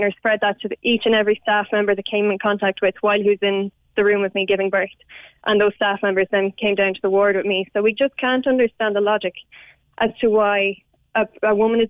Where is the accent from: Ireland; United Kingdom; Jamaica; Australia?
Ireland; Kildare, Leinster; I'm from Kildare myself